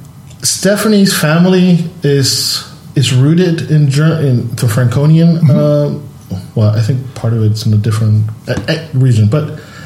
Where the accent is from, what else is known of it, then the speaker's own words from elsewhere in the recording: California, United States; now in Germany; Because I'm Latino by blood, but I feel like I always say that I'm Californian because I feel more Californian than anything else.